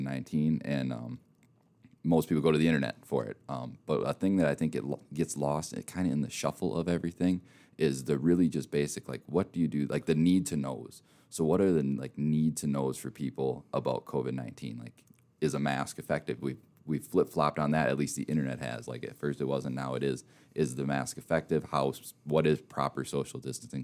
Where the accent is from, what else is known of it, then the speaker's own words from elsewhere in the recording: Minnesota, United States; moved away; I'm from Minnesota, and you can probably tell by my voice a little bit as well